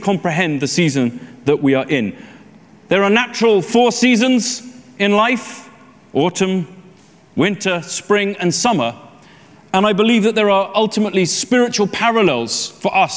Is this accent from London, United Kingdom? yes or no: yes; London, United Kingdom; I'm a Londoner